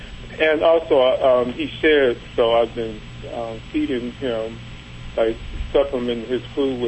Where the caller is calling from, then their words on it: Cleveland, Ohio, United States; Cleveland, Ohio.